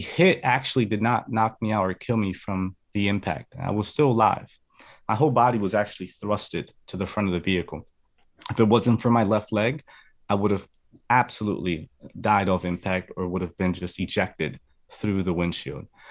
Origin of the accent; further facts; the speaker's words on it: New Jersey, United States; also born or lived in Medellin, Colombia; So I was actually born in New Jersey. I'm a Jersey boy, but I was raised in Columbia. I spent, uh, some years there. I came back to the States when I was in second grade